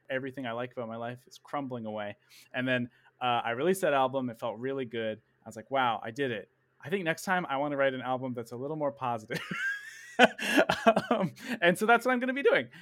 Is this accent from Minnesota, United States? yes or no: no; Princeton, Massachusetts, United States; I was born and raised in Princeton, Massachusetts